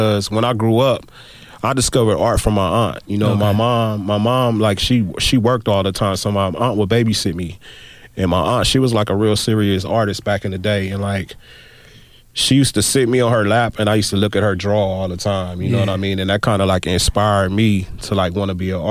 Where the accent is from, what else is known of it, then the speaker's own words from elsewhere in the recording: Compton, California, United States; growing up in Compton, it was kind of wild